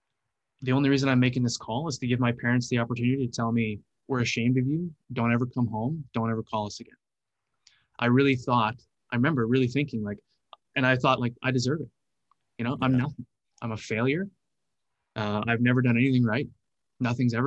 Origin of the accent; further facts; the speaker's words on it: Canada; I'm from Canada